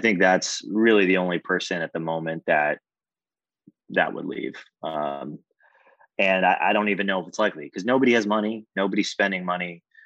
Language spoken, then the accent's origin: English; Jamaica; I'm Jamaican